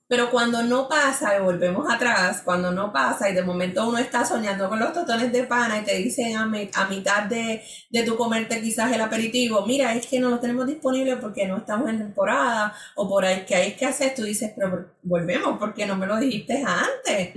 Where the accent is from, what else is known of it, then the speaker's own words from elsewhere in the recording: San Juan, Puerto Rico; yo soy de San Juan